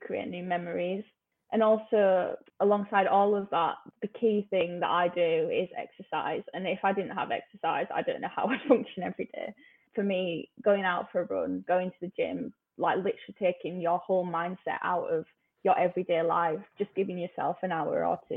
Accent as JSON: {"language": "English", "town": "Huddersfield", "region": "Yorkshire and the Humber", "country": "United Kingdom", "tie": "born or raised there", "moved": "as an adult", "lives_now": "London, United Kingdom", "said": "I went to a normal state school in Huddersfield"}